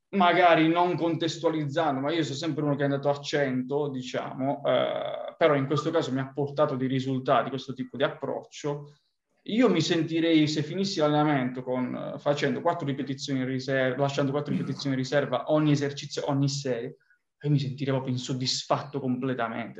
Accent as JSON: {"language": "Italian", "region": "Apulia", "country": "Italy", "tie": "born or raised there", "moved": "yes", "said": "provenendo dal, dal sud Italia, quindi dalla Puglia"}